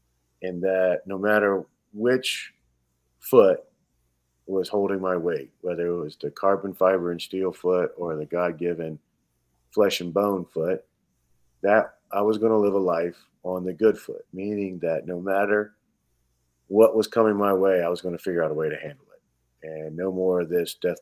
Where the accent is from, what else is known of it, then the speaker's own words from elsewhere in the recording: Georgia, United States; now in Wisconsin, United States; I'm a kid from Georgia, so the Georgia Bulldogs, you know, were my team growing up